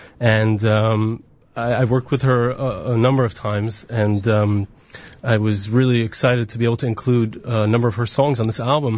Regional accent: United States; my Hebrew is okay, but I'm American.

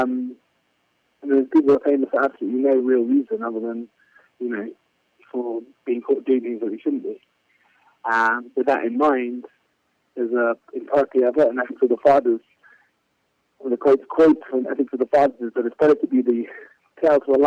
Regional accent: London, United Kingdom; moved away as an adult; now in Jerusalem, Israel; in London, my hometown

